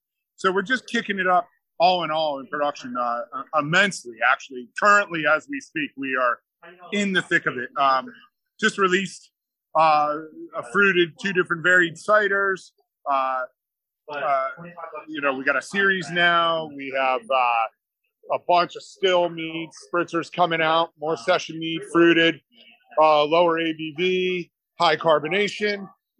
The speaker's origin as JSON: {"language": "English", "region": "East Coast", "country": "United States", "said": "Just as an FYI, I'm from the East Coast."}